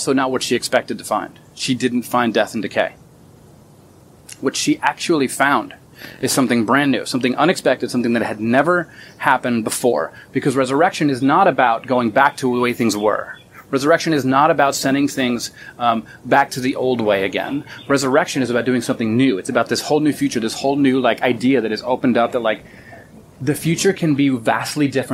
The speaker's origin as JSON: {"language": "English", "region": "Florida", "country": "United States", "said": "I'm from Florida"}